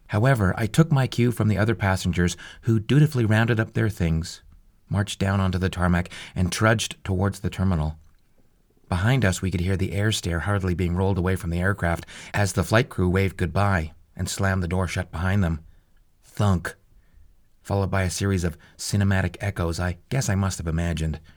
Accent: Calgary, Alberta, Canada; If you draw a line roughly through the North Pole from my hometown of Calgary, Alberta, and follow it across the Arctic to 60 degrees north on the other side of the planet

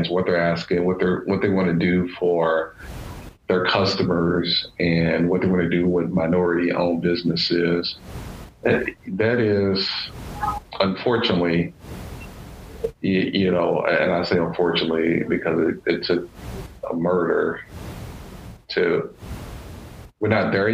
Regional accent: Louisville, Kentucky, United States; I grew up in Louisville, Kentucky

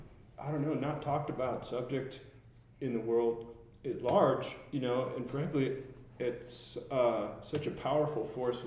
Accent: Albuquerque, New Mexico, United States; Growing up in Albuquerque

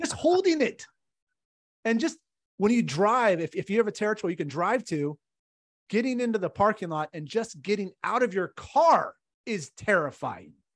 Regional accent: California, United States; I'm from California

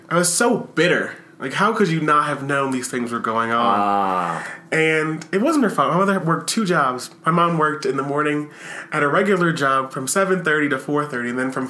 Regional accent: Harrisburg, Pennsylvania, United States; I grew up in Harrisburg, Pennsylvania.

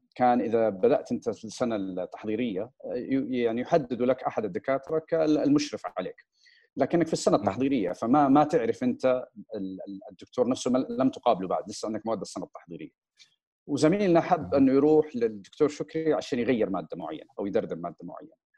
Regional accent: Riyadh, Riyadh Province, Saudi Arabia; also born or lived in United States; نشات بشكل عام في الرياض في المملكه العربيه السعوديه الاهل رجعوا كان عمري حوالي اربع سنين آه، درست في مدارس الرياض

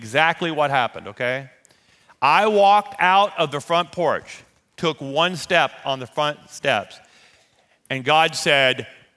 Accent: Louisiana, United States; moved away as an adult; also born or lived in Shreveport, Louisiana / Amarillo, Texas; we're Louisiana people

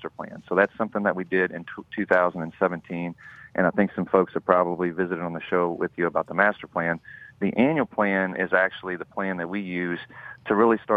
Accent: Opelousas, Louisiana, United States; Born and raised in St. Landry Parish.

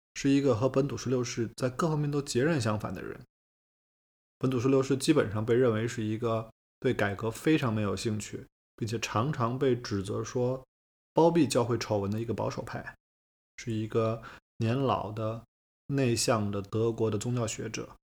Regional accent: China; 我们中国人

